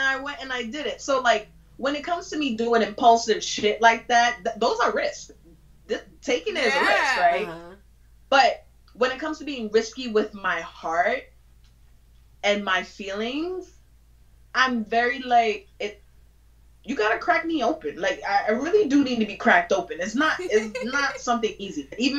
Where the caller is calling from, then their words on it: Bronx, New York, United States; Oh, Bronx.